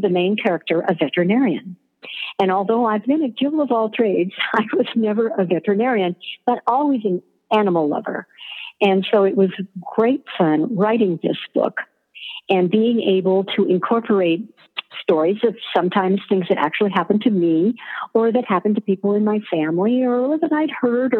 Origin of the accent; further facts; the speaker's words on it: Klamath Falls, Oregon, United States; growing up in Klamath Falls, Oregon